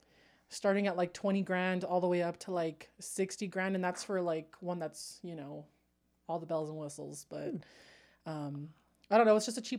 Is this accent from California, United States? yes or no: yes; Southern California, United States; We're from SoCal